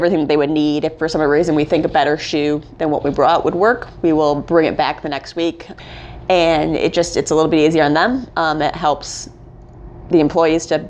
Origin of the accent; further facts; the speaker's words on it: Holland, Michigan, United States; moved away as an adult; also born or lived in Boston; now in Greensboro, United States; I grew up in Holland, Michigan